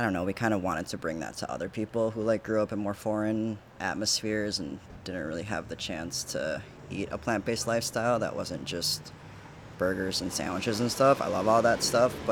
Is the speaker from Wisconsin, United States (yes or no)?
yes; Milwaukee, Wisconsin, United States; I'm from here